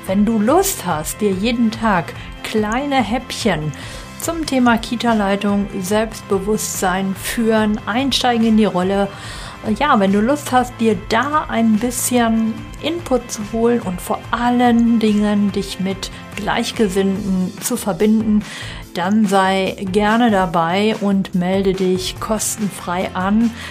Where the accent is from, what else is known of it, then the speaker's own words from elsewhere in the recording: North Rhine-Westphalia, Germany; ich komme ja aus NRW